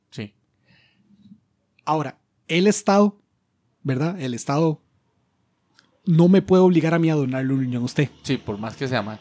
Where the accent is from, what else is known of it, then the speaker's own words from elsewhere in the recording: United States; Spanish is a second language; Yo como soy gringo, entonces el argumento funciona mejor.